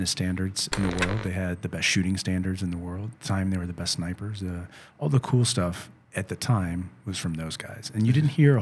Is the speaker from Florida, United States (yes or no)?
no; St. Louis, Missouri, United States; I'm from St. Louis, so I'm from the center of the country, a very Midwestern place